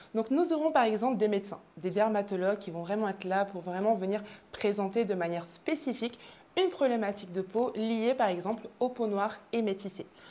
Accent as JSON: {"language": "French", "region": "southern France", "country": "France", "tie": "born or raised there", "moved": "as an adult", "lives_now": "Martinique, France", "said": "je suis née en Martinique, mais j'ai fait toute ma scolarité, j'ai grandi dans le sud de la France"}